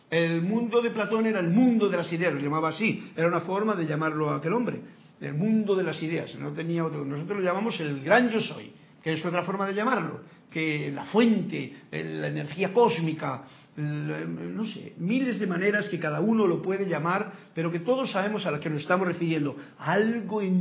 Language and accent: Spanish; Mexico; Y yo soy de México, viva México y viva España